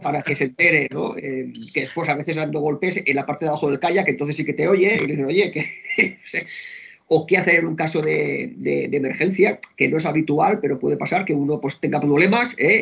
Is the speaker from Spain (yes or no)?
yes; Barcelona, Catalonia, Spain; moved away as an adult; now in Vilanova i la Geltrú, Spain; yo nací en Barcelona, he vivido bastantes años en Barcelona, pero hace como 30 mm, años que vivo en Milanova